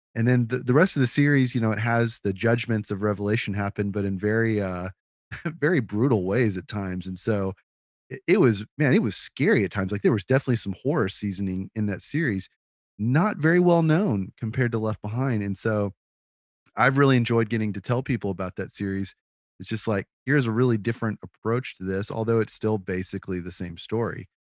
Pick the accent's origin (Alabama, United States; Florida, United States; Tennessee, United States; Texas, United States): Texas, United States; Austin; I grew up in Austin